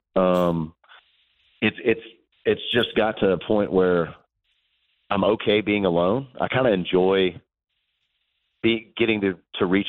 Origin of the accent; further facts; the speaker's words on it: Tullahoma, Tennessee, United States; moved away; my hometown in Tullahoma, Tennessee